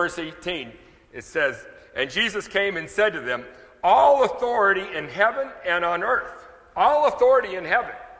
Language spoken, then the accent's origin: English; the North, United States; moved away as an adult; now in South Louisiana, United States; I was raised in the North